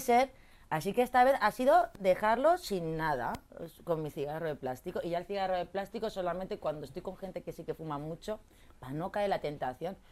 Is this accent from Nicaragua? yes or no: no; Torrent, Valencian Community, Spain; now in Madrid, Spain; soy valenciana, porque no soy madrileña, soy valenciana de un pueblo que se llama Torrente.